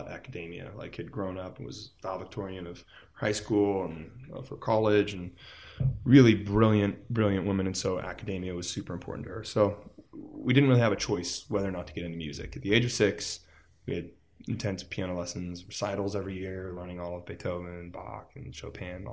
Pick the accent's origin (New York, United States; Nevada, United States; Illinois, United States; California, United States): Nevada, United States; Las Vegas; I grew up in Las Vegas